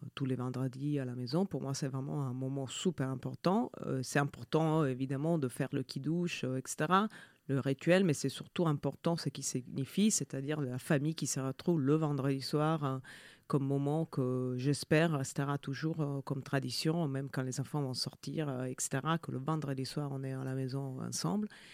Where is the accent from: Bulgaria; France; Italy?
Italy; French is a second language; moved away; je suis euh, italienne. mes deux parents sont italiens